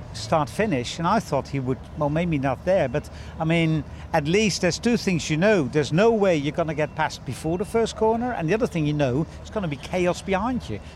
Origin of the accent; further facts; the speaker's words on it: Netherlands; we're only 17 million in this country